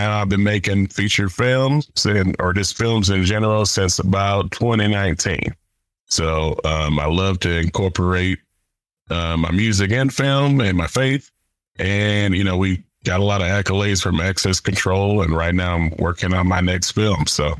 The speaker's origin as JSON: {"language": "English", "town": "Chattanooga", "region": "Tennessee", "country": "United States", "tie": "born or raised there", "also_born_or_lived": "Germany", "said": "I'm from Chattanooga, Tennessee, even though my father was in the military. So I was born in Germany, lived a little bit of everywhere until he retired when I was 13 years old."}